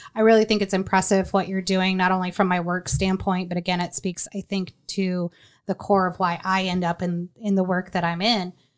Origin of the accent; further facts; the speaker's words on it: Marion, United States; also born or lived in North Carolina; I shared growing up in Marion